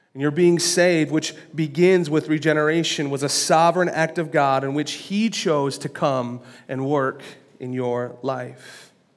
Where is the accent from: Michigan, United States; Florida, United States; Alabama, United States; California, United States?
Michigan, United States; Lansing; I was born on April twenty-ninth, nineteen eighty-nine, at Sparrow Hospital